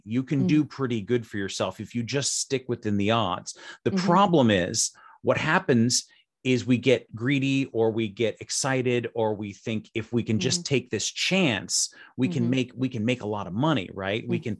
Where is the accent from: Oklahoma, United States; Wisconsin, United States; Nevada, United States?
Nevada, United States; Las Vegas; So I'm from Las Vegas, Nevada, and I know a little bit about playing cards.